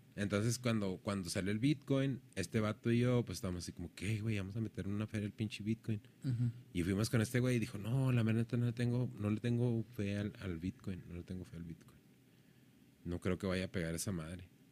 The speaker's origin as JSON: {"language": "Spanish", "country": "Mexico", "said": "somos mexicanos"}